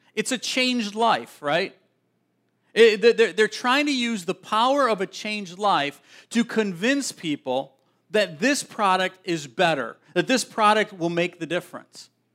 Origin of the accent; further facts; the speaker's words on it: Milwaukee area, Wisconsin, United States; I grew up in Siniwac